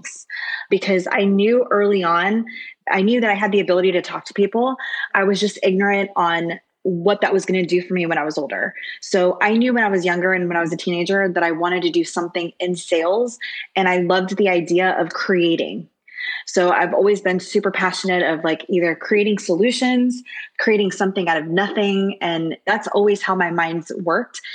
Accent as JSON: {"language": "English", "town": "Orlando", "region": "Florida", "country": "United States", "tie": "born or raised there", "also_born_or_lived": "Miami, Florida", "moved": "yes", "lives_now": "Dallas, United States", "said": "I was originally born in Miami and grew up in Orlando"}